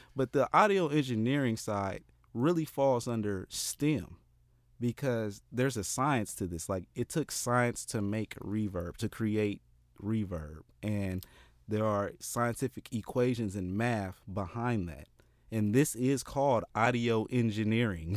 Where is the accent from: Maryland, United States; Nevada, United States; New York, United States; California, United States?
California, United States; Oakland; also born or lived in Richmond, California; I'm, I'm from Oakland